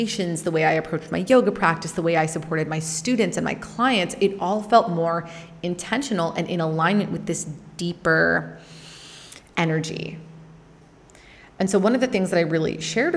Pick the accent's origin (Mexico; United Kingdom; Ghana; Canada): Canada; growing up in Canada